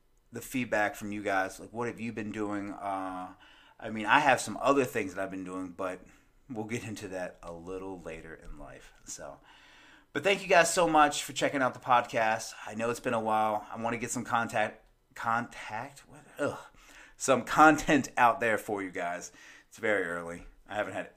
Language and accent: English; United States; I'm American.